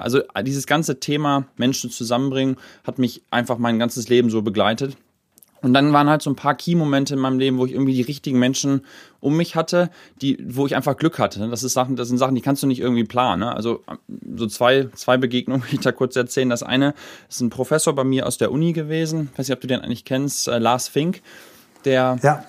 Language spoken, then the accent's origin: German; Hamburg, Germany; moved away; also born or lived in Silicon Valley; bin dann halt nach Hamburg gezogen, zurück sozusagen in meine meine Heimat des Herzens Geburtsstadt